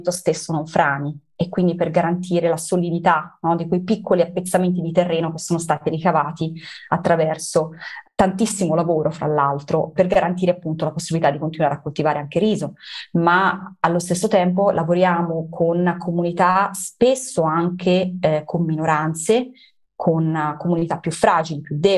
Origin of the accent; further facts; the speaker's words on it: Italy; born there; Noi siamo italiani nati in Italia, quindi siamo molto legati anche al nostro territorio